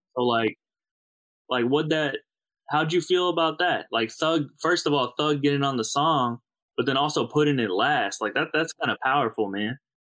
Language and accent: English; St. Louis, Missouri, United States; I'm from the Midwest. I'm from uh, St. Louis